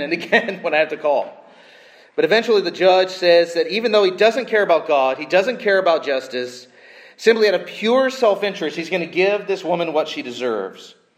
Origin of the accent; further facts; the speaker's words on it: Southern California, United States; I grew up in Southern California